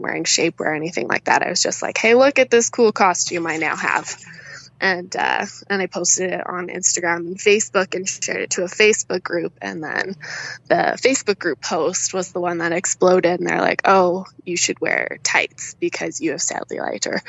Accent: Canada; also born or lived in Alberta; people are always like weirded out that I'm Canadian

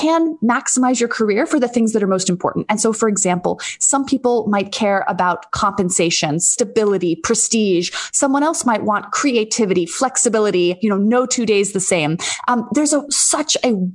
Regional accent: D.C., District of Columbia, United States; also born or lived in Dallas, Texas; I was born in Dallas, Texas, but mostly grew up outside of Washington, D.C.

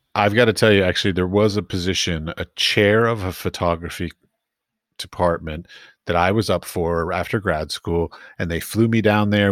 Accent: East Coast, United States; moved away as an adult; also born or lived in Iowa / San Francisco / Middle East; now in Europe; I grew up, I grew up on the East Coast

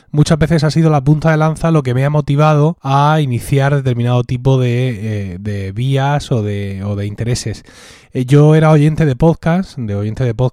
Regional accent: Murcia, Region of Murcia, Spain; Yo básicamente tengo 43 años, soy de Murcia y es aquí donde vivo y trabajo.

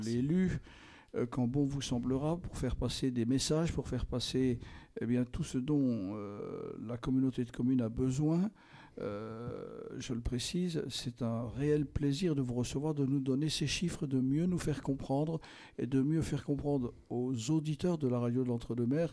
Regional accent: Belfort, Bourgogne-Franche-Comté, France; moved away; je suis originaire de Belfort

